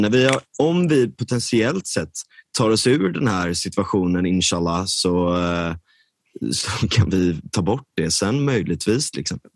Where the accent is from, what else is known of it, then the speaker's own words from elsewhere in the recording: Gothenburg, Västra Götaland, Sweden; jag är verkligen uppvuxen, jag är uppvuxen i storstan, jag är uppvuxen i Linné